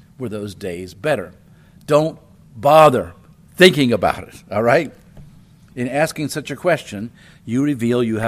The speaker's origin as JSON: {"language": "English", "town": "Wilmington", "region": "Delaware", "country": "United States", "tie": "born or raised there", "also_born_or_lived": "Chicago, Illinois", "said": "I was born in Chicago, a big city. We moved when I was 2 to Wilmington, Delaware, and that's a medium-sized city. And we lived in an older neighborhood."}